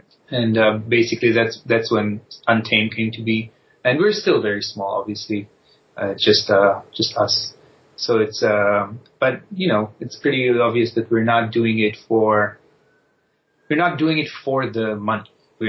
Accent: Israel; now in United States; Yes, you guessed right.

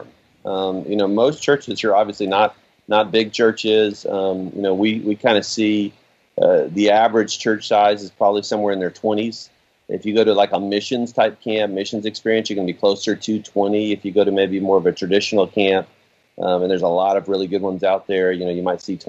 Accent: Oak Ridge, Tennessee, United States; my home's Oak Ridge. I'm from East Tennessee as well

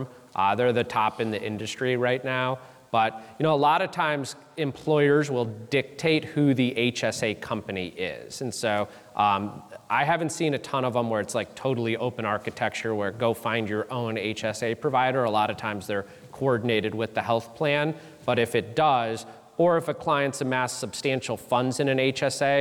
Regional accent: Charleston, United States; my hometown of Charleston

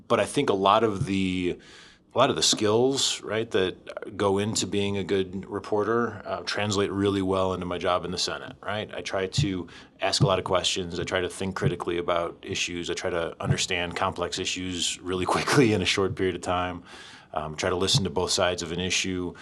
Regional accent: just outside of Chicago, Illinois, United States; moved away as an adult; also born or lived in Springfield, Illinois; now in Nevada, United States; I grew up just outside of Chicago and went to college in Chicago

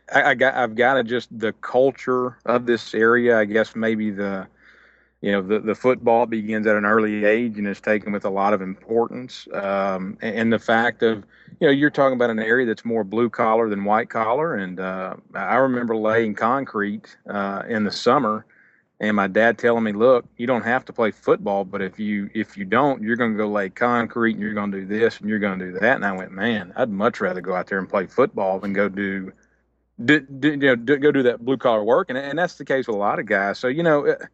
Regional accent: West Monroe, Louisiana, United States; four of us from West Monroe.

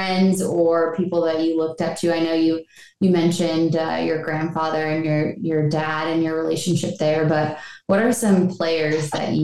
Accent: Buffalo, New York, United States; I'm from Buffalo

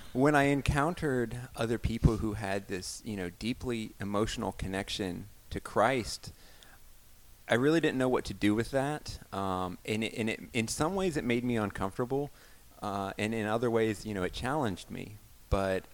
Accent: Alabama, United States; I grew up in the Bible Belt, Alabama

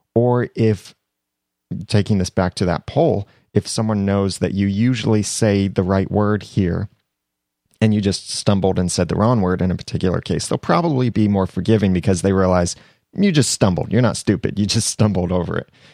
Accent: United States; accent: American; my American accent

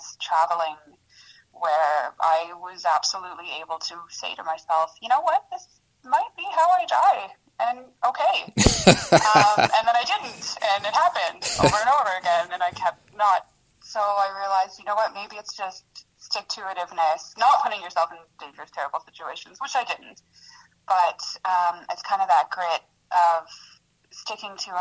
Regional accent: St. Catharines, Ontario, Canada; English is a second language; moved away as an adult; also born or lived in former Yugoslavia / China; now in Kingston, Canada; I grew up in St. Catharines for the majority of my life.

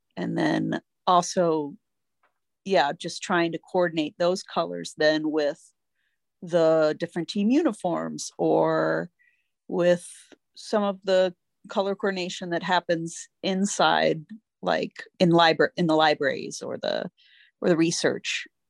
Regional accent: Northern Virginia, United States; my childhood growing up in Northern Virginia

